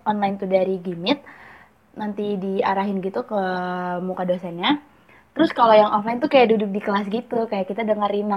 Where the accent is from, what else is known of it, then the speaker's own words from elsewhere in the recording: Jakarta, Indonesia; Aku asalnya dari tetangganya Diva nih, aku dari Jakarta